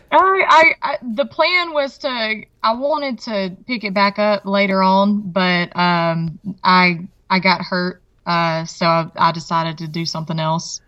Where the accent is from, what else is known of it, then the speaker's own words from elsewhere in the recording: Mississippi, United States; also born or lived in Alabama / Virginia; I was born right over the state line in Alabama, but raised in Mississippi.